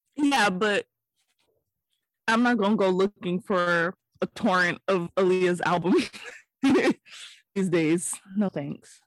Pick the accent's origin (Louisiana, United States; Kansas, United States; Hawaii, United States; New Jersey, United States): Hawaii, United States; I'm from Hawaii